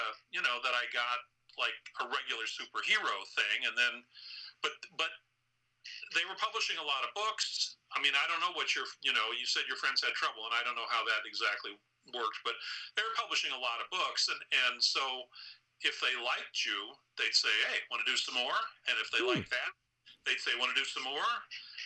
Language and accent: English; Indiana, United States; moved away as an adult; also born or lived in New York City; I'm from Indiana